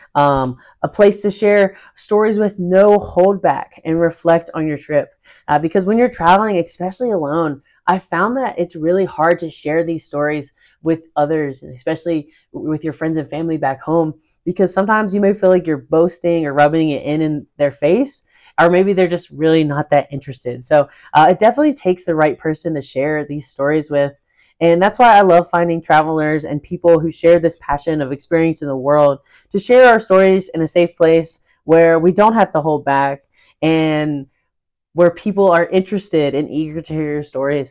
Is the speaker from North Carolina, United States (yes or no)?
yes; North Carolina, United States; I am originally from North Carolina in the United States